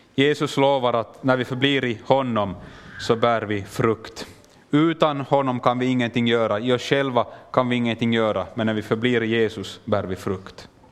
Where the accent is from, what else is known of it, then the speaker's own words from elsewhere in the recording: Finland; also born or lived in Kenya; jag kommer från Finland men jag pratar svenska